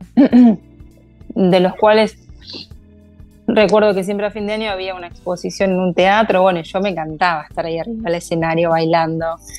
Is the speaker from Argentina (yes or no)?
yes; Casilda, Santa Fe, Argentina; soy oriunda de Casilda, soy santafesina y de acá voy para todos lados.